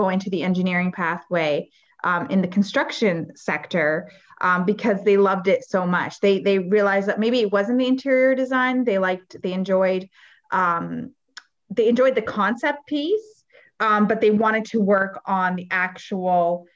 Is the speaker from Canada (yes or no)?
yes; Windsor, Ontario, Canada; also born or lived in Lebanon; I'm from Windsor, Ontario, and we have a huge manufacturing sector.